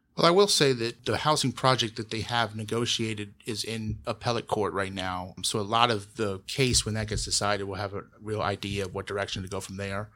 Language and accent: English; Columbus, Ohio, United States; now in Bexley, United States; I grew up in Berwick, which is the neighborhood directly south of Bexley, bordering Livingston